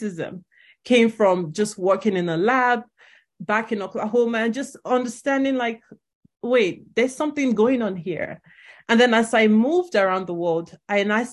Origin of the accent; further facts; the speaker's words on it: Nigeria; moved away as an adult; now in United States; I'm Nigerian, grew up in Nigeria, came here for college.